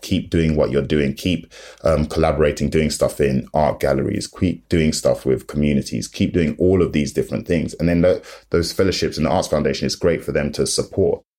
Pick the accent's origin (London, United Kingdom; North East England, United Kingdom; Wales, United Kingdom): London, United Kingdom; I'm from London, I'm in South London